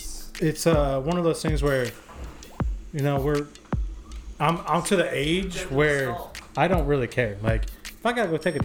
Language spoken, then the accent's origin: English; New York, United States; now in Oklahoma City, United States; growing up in New York